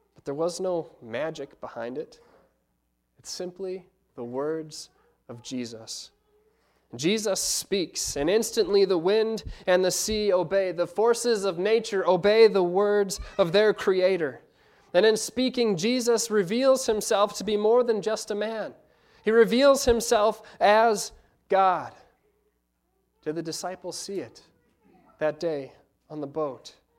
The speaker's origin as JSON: {"language": "English", "country": "United States", "said": "being American college students"}